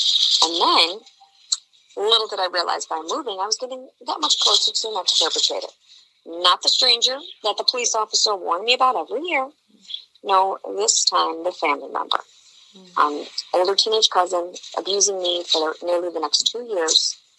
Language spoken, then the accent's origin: English; Illinois, United States; when I was getting this passed in my home state of Illinois